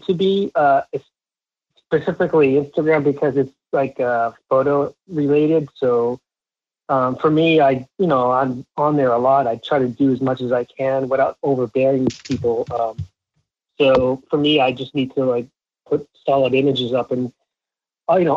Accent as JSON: {"language": "English", "town": "Lowell", "region": "Massachusetts", "country": "United States", "tie": "born or raised there", "said": "I grew up 20 minutes outside Boston, a little town called Lowell, Mass."}